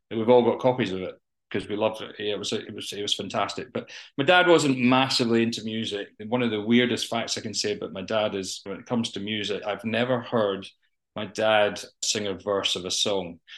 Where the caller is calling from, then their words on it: Edinburgh, Scotland, United Kingdom; Uh, Edinburgh, in Scotland.